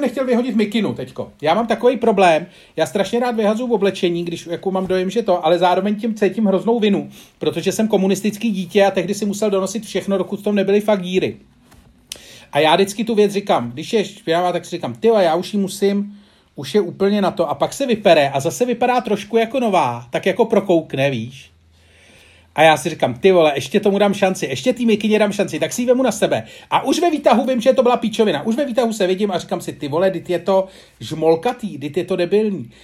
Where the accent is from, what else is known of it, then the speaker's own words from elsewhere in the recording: Czechia; kdo jako Češi jsme